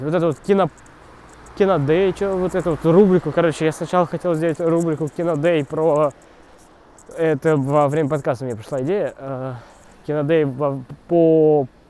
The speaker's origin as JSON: {"language": "Russian", "town": "Kaluga", "region": "Kaluga Oblast", "country": "Russia", "moved": "yes", "lives_now": "Moscow, Russia", "said": "я ходил, ездил из Калуги, еще когда не был в Москве"}